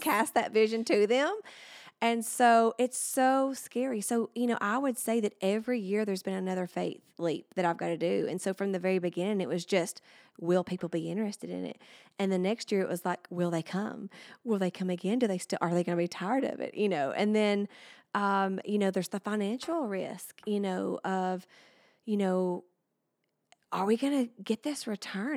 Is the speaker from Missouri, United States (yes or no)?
no; Alabama, United States; I've lived here my whole life and I'm still here and now I'm bringing my business here, uh, and being able to share my hometown